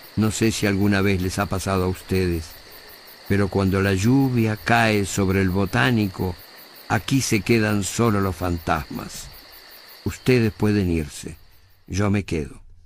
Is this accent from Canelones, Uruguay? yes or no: no; Montevideo, Uruguay; Yo soy un montevideano de clase media